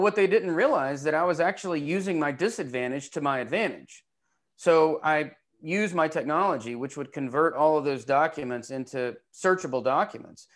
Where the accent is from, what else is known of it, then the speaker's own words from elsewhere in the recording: Knoxville, Tennessee, United States; I'm from Knoxville